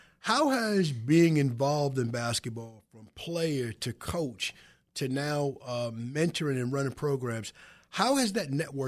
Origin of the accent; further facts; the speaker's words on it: Wyandanch, New York, United States; It has become you growing up in the Bronx, me growing up in Wyandanch, basketball was a very inclusive sport.